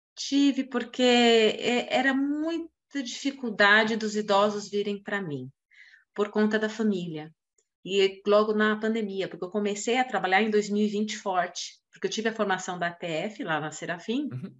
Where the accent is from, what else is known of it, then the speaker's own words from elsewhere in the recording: São Paulo, Brazil; eu sou de São Paulo